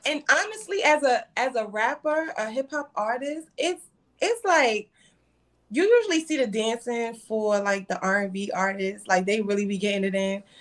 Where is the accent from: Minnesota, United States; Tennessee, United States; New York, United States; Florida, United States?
New York, United States; New York City; I'm from Brooklyn.